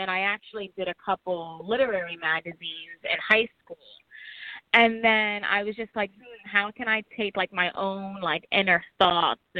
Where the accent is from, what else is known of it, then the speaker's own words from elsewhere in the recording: New York City, New York, United States; born there; also born or lived in New Jersey; So I was born in New York City, um, in Harlem, Hell's Kitchen, and then my family eventually relocated to New Jersey for a while.